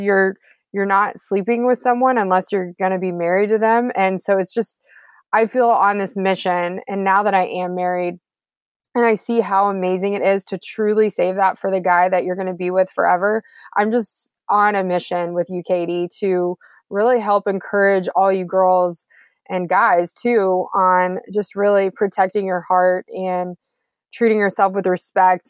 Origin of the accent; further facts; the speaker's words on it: Houston, Texas, United States; Houston where I'm from too, so H Town